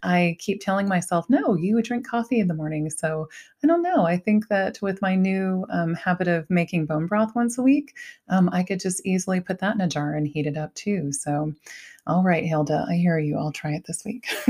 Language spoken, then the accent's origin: English; Ohio, United States; I was raised in Ohio